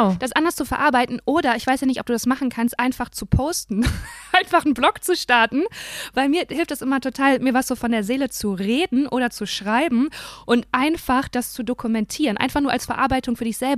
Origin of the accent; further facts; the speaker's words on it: Germany; anderen Ländern dachten halt nicht, dass ich Deutsche bin.